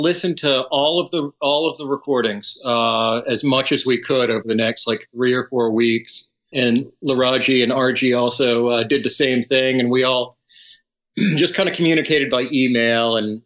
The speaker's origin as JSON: {"language": "English", "area": "outside San Antonio", "region": "Texas", "country": "United States", "tie": "born or raised there", "lives_now": "Austin, United States", "said": "I grew up outside of San Antonio"}